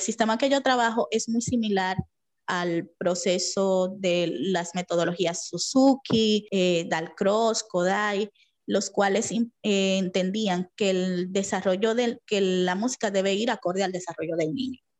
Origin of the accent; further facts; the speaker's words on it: Dominican Republic; Soy dominicana, vivo en Santo Domingo.